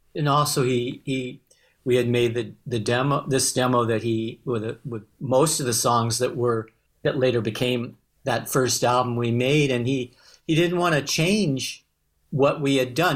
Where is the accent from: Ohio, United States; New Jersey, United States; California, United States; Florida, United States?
California, United States; Los Angeles; accent: twang; heard my twang and, uh, oh, where are you from? And I and said Los Angeles.